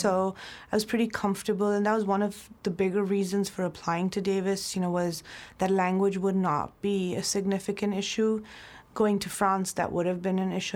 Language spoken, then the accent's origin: English; Mumbai, Maharashtra, India; moved away as an adult; also born or lived in New Zealand; now in Napa Valley, United States; I'm born and raised in Mumbai, India